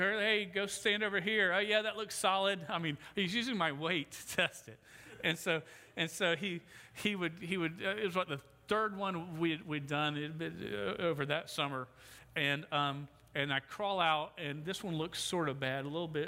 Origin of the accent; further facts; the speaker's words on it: Jacksonville, Florida, United States; I grew up in Mandarin, South Jacksonville